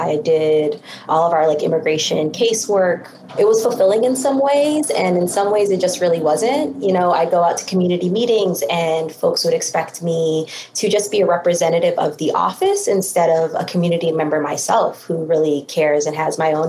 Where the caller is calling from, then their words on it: Minneapolis, Minnesota, United States; I'm calling in from Minneapolis, Minnesota, and I'm an organizer here